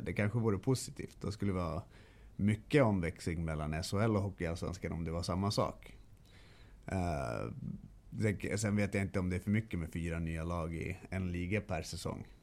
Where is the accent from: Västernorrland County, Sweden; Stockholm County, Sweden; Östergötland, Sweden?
Stockholm County, Sweden; Stockholm; moved away; also born or lived in Kalmar; jag är ju född och uppvuxen i Stockholm.